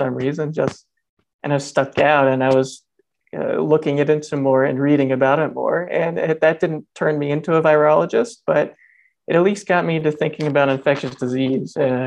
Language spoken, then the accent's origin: English; Northeast Georgia, United States; I grew up in Northeast Georgia, a family of eight kids on a family farm